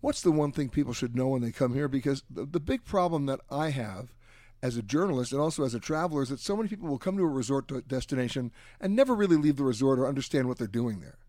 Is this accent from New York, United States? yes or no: yes; New York, United States; when I was growing up in New York